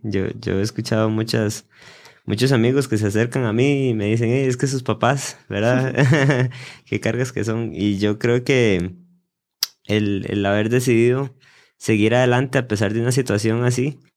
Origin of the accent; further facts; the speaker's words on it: Costa Rica; en mi país